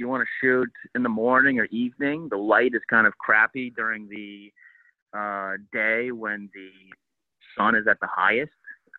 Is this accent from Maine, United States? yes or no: yes; Maine, United States; moved away; growing up in Maine